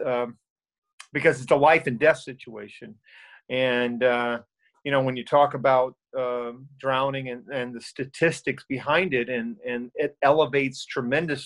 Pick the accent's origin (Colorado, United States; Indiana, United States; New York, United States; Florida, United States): Florida, United States; Winter Haven; also born or lived in Orlando, Florida; I was born and raised in Winter Haven, which is about an hour from here. And a third generation Floridian